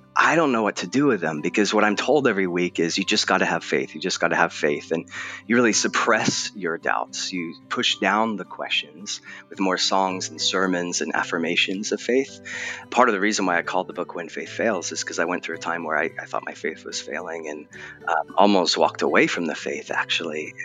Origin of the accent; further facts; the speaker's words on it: Southern California, United States; also born or lived in England; now in Portland, United States; I was born in England, although you'd never guess it based on my accent, um, and then raised in Southern California